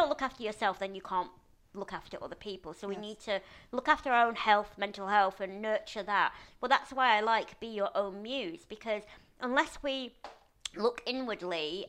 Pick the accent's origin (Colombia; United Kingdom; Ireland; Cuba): United Kingdom; Lancashire, North West England; now in London, United Kingdom; my friend Nathan, who I grew up with in Lancashire